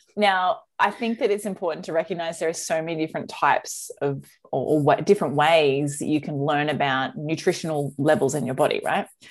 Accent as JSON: {"language": "English", "country": "Australia", "said": "as an Aussie"}